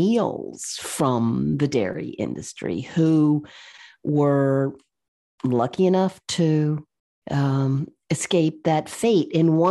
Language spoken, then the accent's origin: English; Virginia, United States; I grew up in the South, in Virginia, and my dad raised horses.